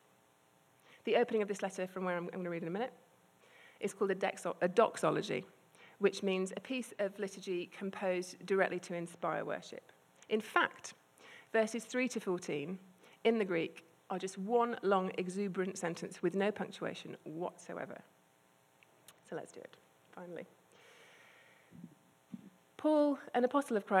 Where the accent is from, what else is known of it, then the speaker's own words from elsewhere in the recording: United Kingdom; I'm British and quite repressed